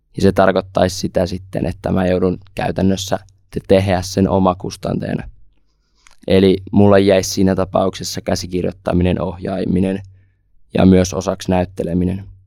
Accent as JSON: {"language": "Finnish", "region": "Savonia", "country": "Finland", "said": "tuon tuolta Savosta, 18-vuotias lukiolainen"}